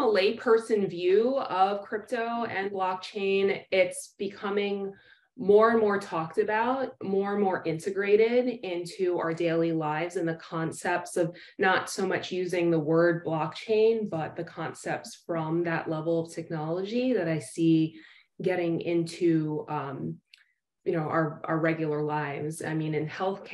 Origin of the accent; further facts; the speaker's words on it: New York City, New York, United States; moved away as an adult; now in Florida, United States; I am born and raised in New York City, where I trained